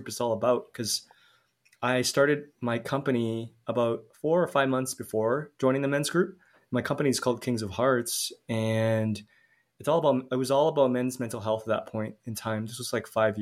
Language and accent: English; Calgary, Alberta, Canada; moved away as an adult; now in Mexico; I'm Canadian, so I'm born in Calgary, but I live in Mexico now.